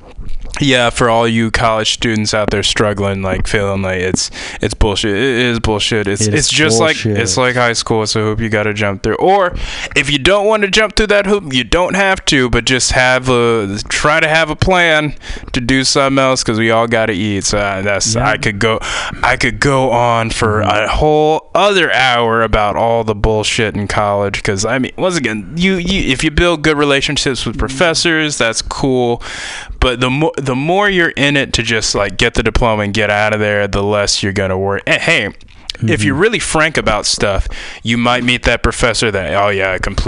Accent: Tennessee, United States; I mean, I'm from Tennessee. I went to school in the middle of nowhere, Ohio, probably one of the most beautiful campuses in the world.

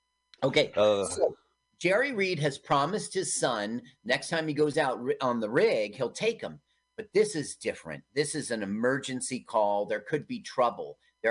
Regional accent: Milton, Ontario, Canada; Yeah. I grew up in Milton, Ontario, and it was obviously Kleinburg, that house.

